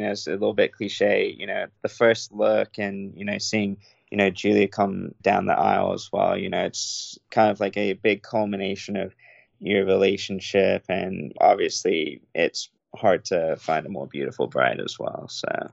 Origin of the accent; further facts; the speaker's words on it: England, United Kingdom; now in United States; growing up in England